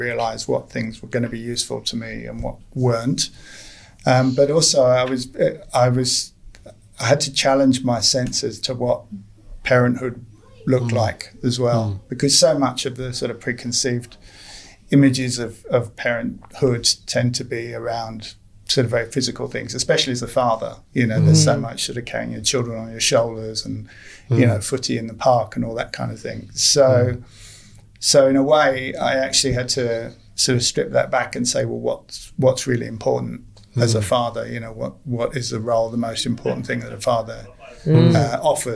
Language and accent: English; London, United Kingdom; moved away; I'm from London originally